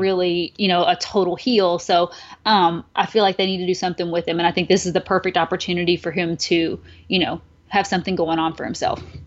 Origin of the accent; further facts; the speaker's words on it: the South, United States; I'm from the South, and, you know, there's a lot of, like, pageants and stuff